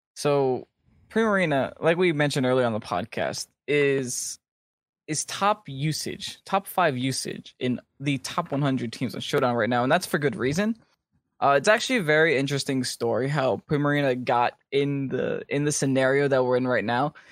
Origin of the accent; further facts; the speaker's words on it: United States; I'm from America